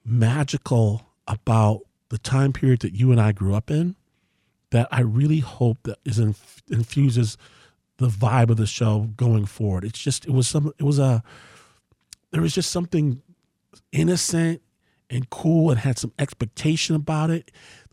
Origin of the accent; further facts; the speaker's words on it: Detroit, Michigan, United States; I'm from here. {S1} Right. {S2} I was born in Detroit.